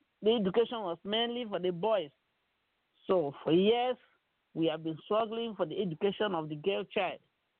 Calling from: Cameroon; I am calling from Cameroon.

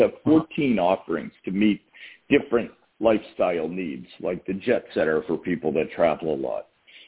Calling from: Massachusetts, United States

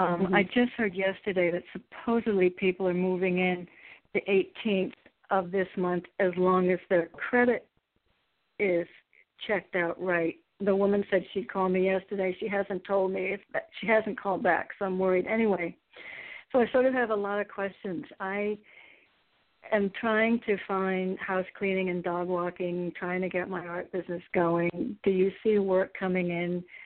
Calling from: Connecticut, United States

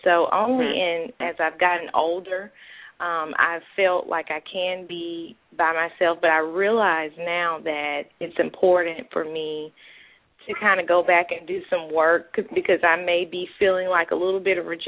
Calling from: Birmingham, Alabama, United States; I'm calling from Birmingham, Alabama.

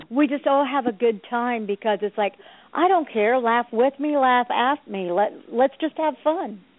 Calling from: New Jersey, United States; I'm, hello. I'm from New Jersey.

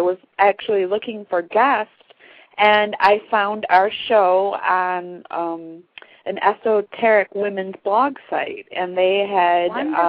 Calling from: Michigan, United States

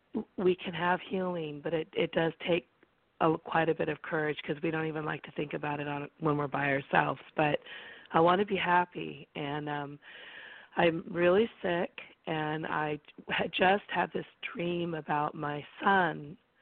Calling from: California, United States; I'm calling from California, and the area code is 831, and I'm in the Monterey Bay area next to, like, Carmel, Monterey

